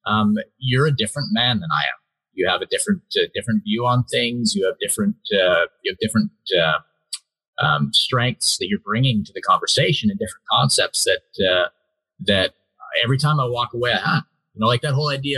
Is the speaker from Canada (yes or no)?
yes; Canada; born there; I was born in Canada. I spent most of my life outside of Canada, so I kind of come here as much of an outsider as I am.